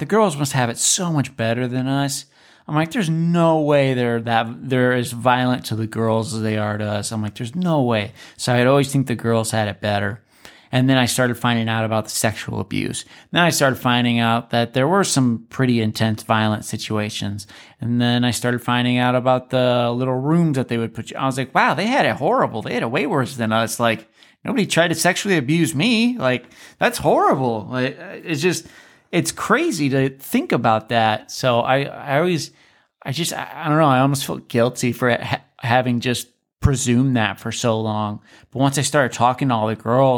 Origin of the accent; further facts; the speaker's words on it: Alaska, United States; I was from Alaska